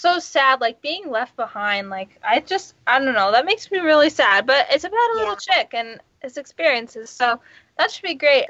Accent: Los Angeles, California, United States

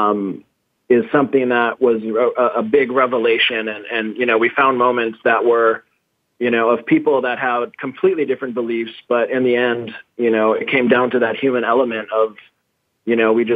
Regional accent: Brazil; moved away as an adult; also born or lived in Massachusetts; now in San Francisco, United States; I grew up in Brazil

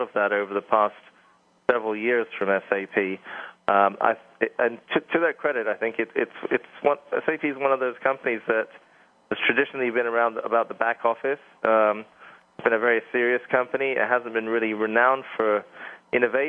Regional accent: England, United Kingdom; moved away; as you can tell by the accent, I'm from England

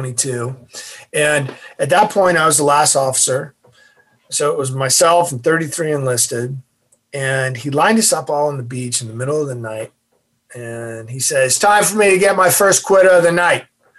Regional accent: Massachusetts, United States; I'm from Massachusetts

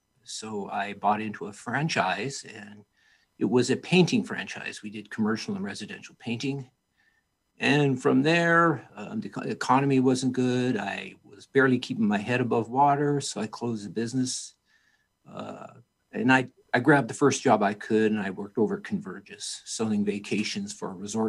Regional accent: Pueblo, Colorado, United States; Well, I was born and raised here in Pueblo, Colorado. Went to Centennial High School, got my undergraduate at, then it was University of Southern Colorado, now Colorado State University, Pueblo.

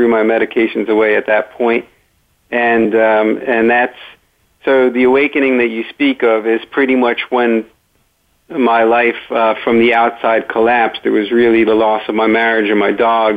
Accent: Great Neck, New York, United States; I grew up in Great Neck, New York

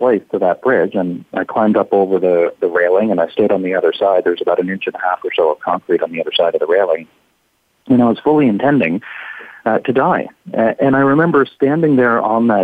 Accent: small town on the east coast of Canada, Atlantic Canada, Canada; my hometown, just a small town on the east coast of Canada, on the shores of the Atlantic Ocean.

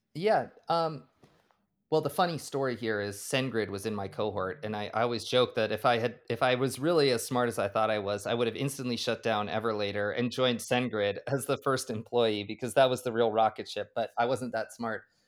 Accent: Boulder, Colorado, United States; also born or lived in Maryland; born and raised in Boulder, Colorado

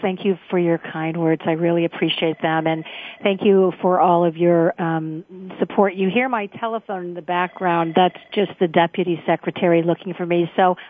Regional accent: Chicago, Illinois, United States; now in California, United States; I'm originally from Chicago.

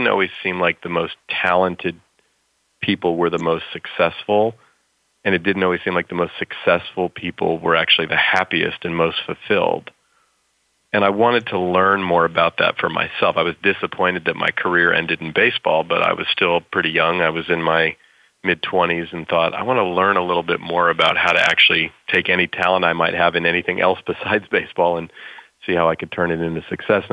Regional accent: California, United States; I grew up here in California where I still live

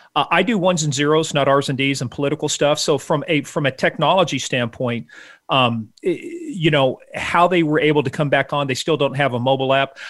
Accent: Iran; moved away; I grew up in Iran, uh, back in, you know, the days when the Shah was in power

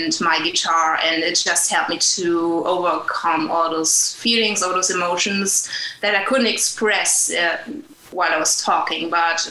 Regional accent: Germany; moved away as an adult; also born or lived in New York, United States; now in Nashville, United States; I was born in Germany in a small town.

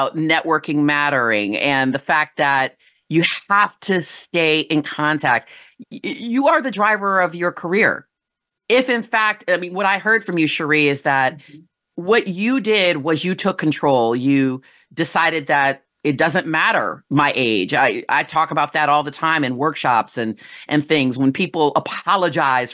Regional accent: Michigan, United States; moved away; I'm originally from Michigan

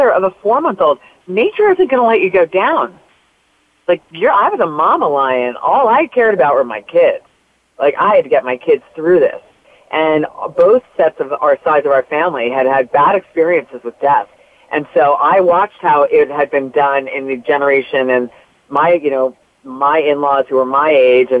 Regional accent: North Jersey coast, New Jersey, United States; also born or lived in New York City; we moved to New Jersey from New York, where it's back to the area I grew up in on the North Jersey coast

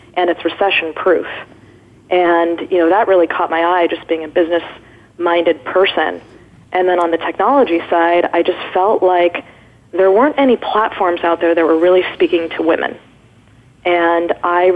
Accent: Irvine, California, United States; I grew up in Orange County

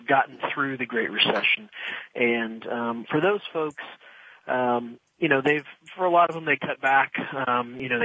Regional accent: Midwest, United States; moved away as an adult; also born or lived in Philadelphia / Washington, D.C.; now in Florida, United States; I grew up, I'm a Midwesterner. I'm a what I call an enlightened Midwesterner because growing up there, I actually moved to Florida about 15 years ago.

